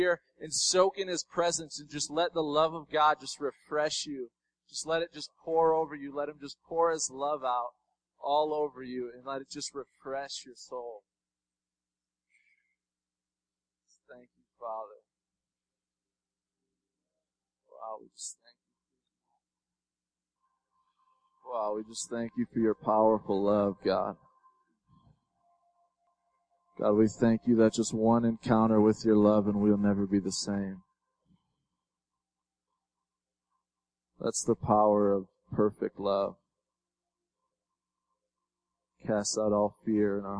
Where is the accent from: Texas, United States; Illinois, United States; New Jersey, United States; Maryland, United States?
Illinois, United States; Chicago; I'm from Chicago